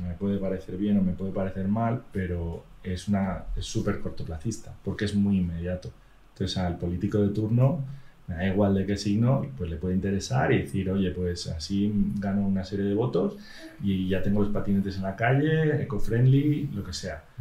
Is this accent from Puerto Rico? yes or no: no; Madrid, Community of Madrid, Spain; yo como soy madrileño